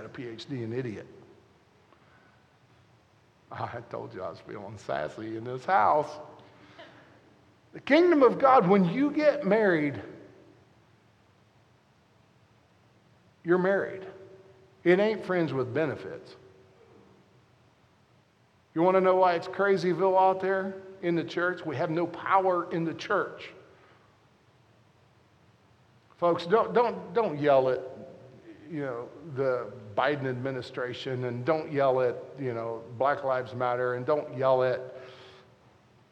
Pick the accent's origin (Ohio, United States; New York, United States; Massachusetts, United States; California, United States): Ohio, United States; Southern; I'm from Southern Ohio where we don't pronounce the O.